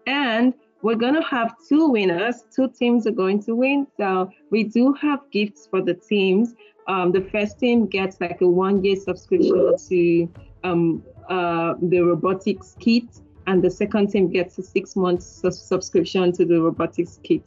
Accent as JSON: {"language": "English", "country": "Nigeria", "said": "I'm Nigerian"}